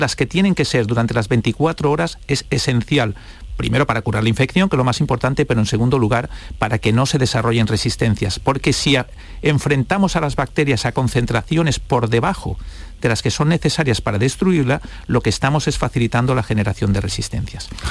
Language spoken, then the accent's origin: Spanish; Spain